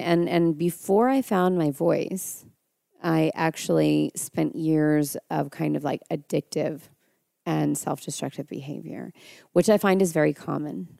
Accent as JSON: {"language": "English", "town": "Mendocino", "region": "California", "country": "United States", "tie": "born or raised there", "said": "I grew up there"}